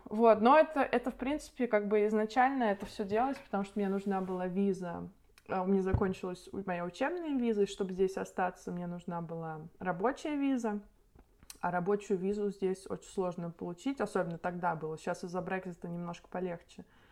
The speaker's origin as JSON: {"language": "Russian", "town": "Nizhny Novgorod", "region": "Nizhny Novgorod Oblast", "country": "Russia", "moved": "yes", "said": "я из Нижнего Новгорода"}